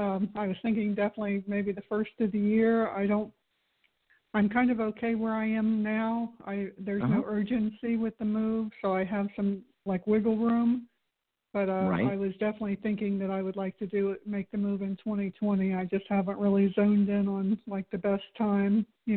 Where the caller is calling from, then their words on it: Florida, United States; Actually, I'm in your old stomping grounds. I live in Florida over by Disney.